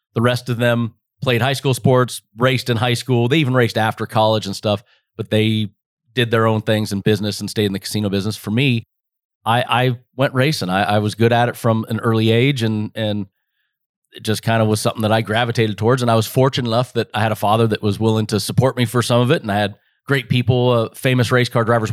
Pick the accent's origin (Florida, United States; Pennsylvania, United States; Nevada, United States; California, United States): Nevada, United States; Las Vegas; this is born and raised for me. This is home.